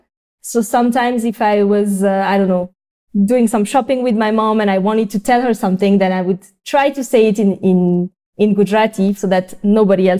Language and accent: English; Paris, Île-de-France, France; moved away as an adult; now in Bangalore, India; I was born and raised in France